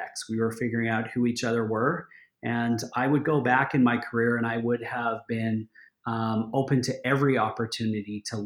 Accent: Edmonton, Alberta, Canada; now in Calgary, Canada; So I grew up here in Alberta, born and raised in Edmonton.

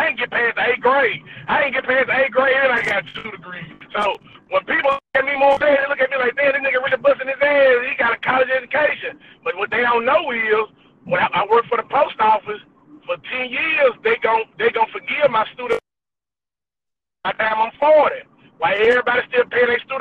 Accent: Mississippi, United States; I'm from Mississippi. Old country head town in Mississippi

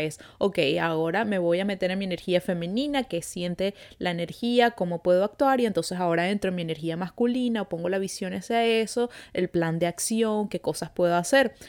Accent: Venezuela; now in Montreal, Canada

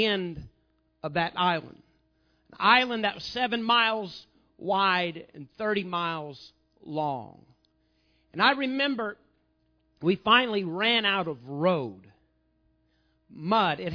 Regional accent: Southern Illinois, United States; I was from Southern Illinois

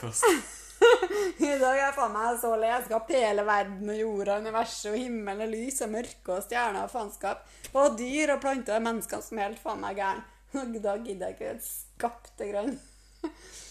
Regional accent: Trondheim, Trøndelag, Norway; moved away; also born or lived in Sørlandet; jeg er fra Trondheim

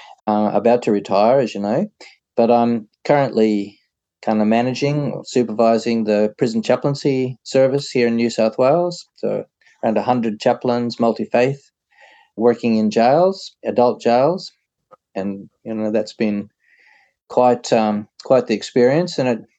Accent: Canada; The accent, I suppose I'm a Canadian, so you'll have to say it.

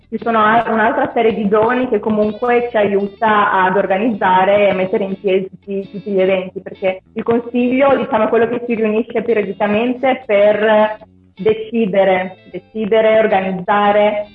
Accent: San Gregorio nelle Alpi, Veneto, Italy; moved away as an adult; la mia infanzia a San Gregorio è stata molto ricca di eventi

